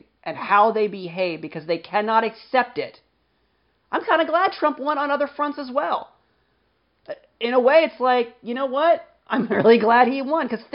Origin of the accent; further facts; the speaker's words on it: United States; as an American who is well-educated, Caucasian, under 40, and male